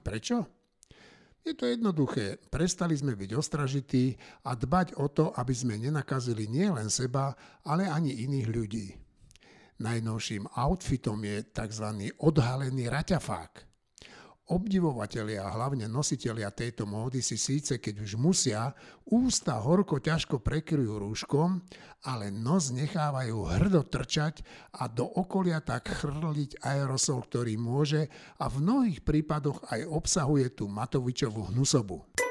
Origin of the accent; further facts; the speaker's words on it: Slovakia; my Slováci poctiví